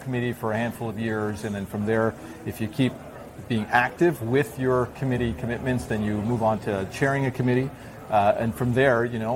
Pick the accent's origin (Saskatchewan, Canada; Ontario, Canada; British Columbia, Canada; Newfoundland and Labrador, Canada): Ontario, Canada; Toronto; also born or lived in Zaire / Belgium; now in Vancouver, Canada; I was born in Africa, actually, in Zaire. I grew up in Toronto after a short stint in Belgium